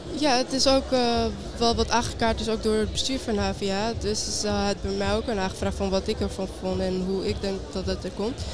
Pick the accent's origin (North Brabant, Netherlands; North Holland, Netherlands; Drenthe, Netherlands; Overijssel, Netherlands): North Holland, Netherlands; Amsterdam; ik ben ook geboren en opgegroeid in Amsterdam